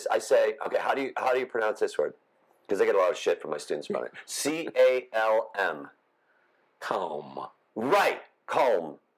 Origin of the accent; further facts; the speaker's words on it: Chicago, Illinois, United States; I came. I, from, I come from Chicago.